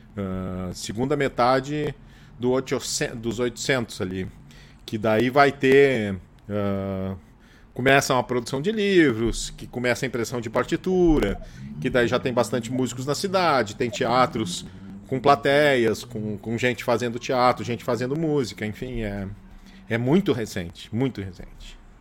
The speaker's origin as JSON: {"language": "Portuguese", "town": "Gravataí", "region": "Rio Grande do Sul", "country": "Brazil", "tie": "born or raised there", "also_born_or_lived": "Porto Alegre", "said": "eu sou nascido em Porto Alegre, me criei é, em Gravataí"}